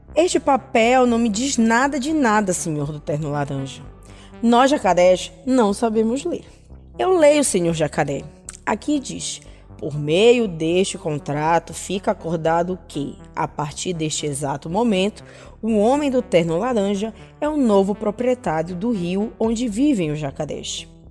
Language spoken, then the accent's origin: Portuguese; Maiauatá river, interior of Pará, Brazil; venho do interior do Pará, lá do rio Maiauatá